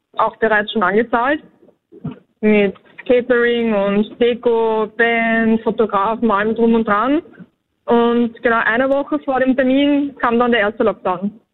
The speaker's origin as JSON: {"language": "German", "region": "Vienna", "country": "Austria", "said": "wir sind aus Wien"}